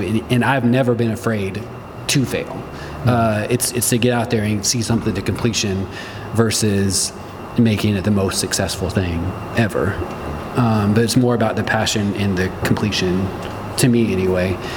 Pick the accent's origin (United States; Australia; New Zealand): United States; Midwest; growing up in the Midwest